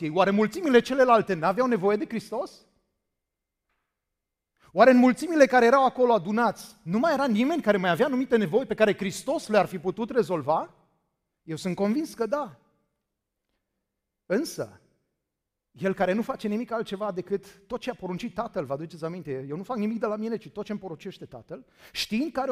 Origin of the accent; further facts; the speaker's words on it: Danube area, Romania; Credeți-mă, am crescut la Dunăre